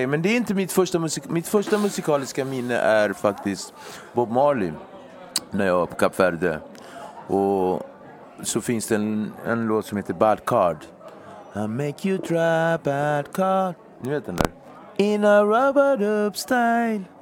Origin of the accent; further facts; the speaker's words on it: Nacka, Stockholm County, Sweden; Jag är uppväxt i Nacka, där är bara vita.